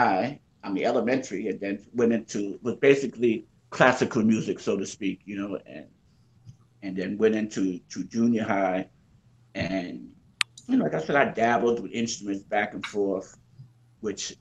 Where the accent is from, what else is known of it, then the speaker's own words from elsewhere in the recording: New York City, New York, United States; moved away as an adult; now in Miami, United States; Originally, I'm from Brooklyn, New York, born and raised